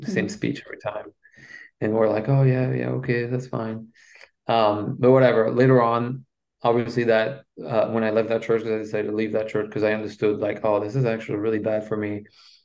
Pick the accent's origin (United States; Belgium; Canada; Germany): Belgium; first language French; English is a second language; moved away; I'm from Belgium and my first language is French.